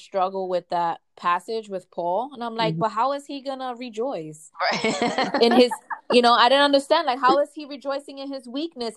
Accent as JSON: {"language": "English", "town": "New York City", "region": "New York", "country": "United States", "said": "I'm from the Bronx and I'm Puerto Rican"}